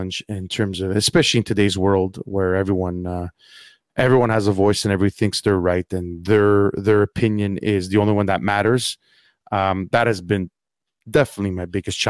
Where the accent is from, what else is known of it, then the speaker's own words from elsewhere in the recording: Montreal, Quebec, Canada; I am from Montreal, Canada, Quebec